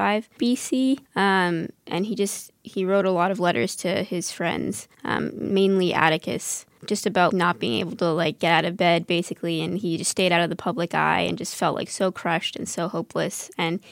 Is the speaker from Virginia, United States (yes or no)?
yes; Northern Virginia, United States; I'm from Northern Virginia